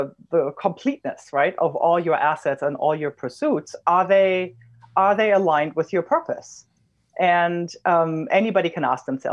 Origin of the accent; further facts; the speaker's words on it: Germany; I'm German.